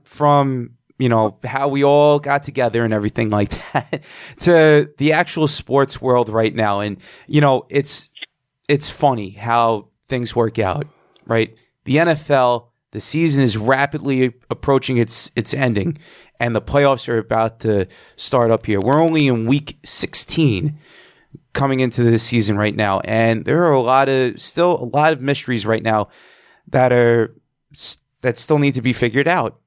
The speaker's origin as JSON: {"language": "English", "region": "New York", "country": "United States", "tie": "born or raised there", "said": "We grew up together in Whitestone."}